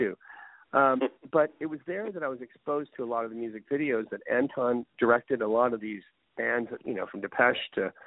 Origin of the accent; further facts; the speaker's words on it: Houston, Texas, United States; moved away as an adult; also born or lived in Jackson, Mississippi / Waco, Texas; now in Los Angeles, United States; I was born in Jackson, Mississippi, of all places. And my mother, when I was 3 years of age, we moved to Houston. And we stayed there until I went away to college at Baylor University in Waco, Texas.